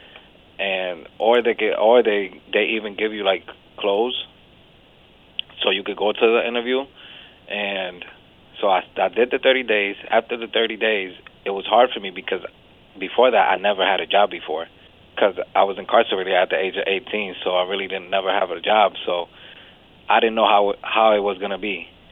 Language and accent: English; Springfield, United States; I'm from Springfield.